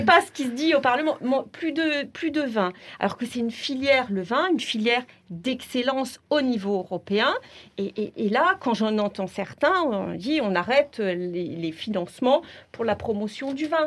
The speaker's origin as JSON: {"language": "French", "country": "France", "said": "chez nous, en France"}